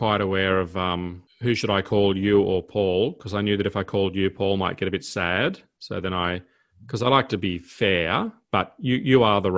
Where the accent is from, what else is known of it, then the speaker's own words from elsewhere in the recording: Armidale, New South Wales, Australia; When I was a young boy growing up in Armidale